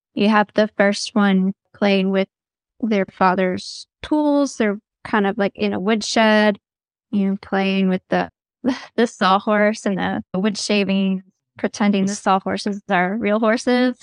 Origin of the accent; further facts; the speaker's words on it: the South, United States; I grew up in the South